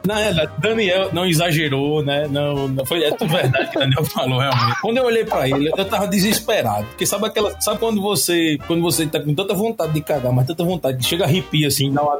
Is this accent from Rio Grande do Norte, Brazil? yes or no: yes; Natal, Rio Grande do Norte, Brazil; nós somos do Nordeste